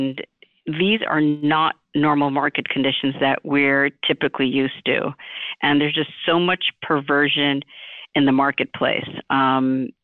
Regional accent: New York City, New York, United States; I was born in Flushing, Queens, New York City

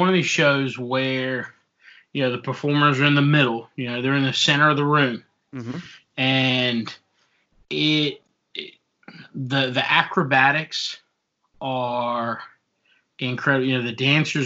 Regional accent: South Africa; moved away; I'm originally from South Africa

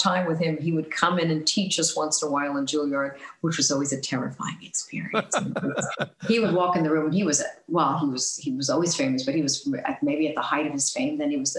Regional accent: Northeast, United States; I mean, I grew up in the Northeast and, you know, spent all my time between New York and New Jersey and, you know, maybe went as far as Connecticut, I don't know.

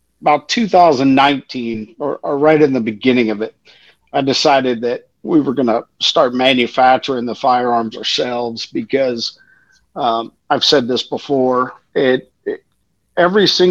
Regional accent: Pasadena, Texas, United States; I'm from the South. I'm from the Houston, Pasadena area

